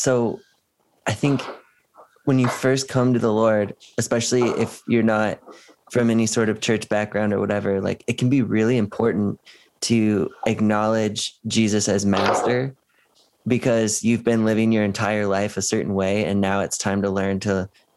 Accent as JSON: {"language": "English", "region": "West Coast", "country": "United States", "moved": "yes", "lives_now": "Cleveland, United States", "said": "I'm not from Cleveland. I'm from the West Coast"}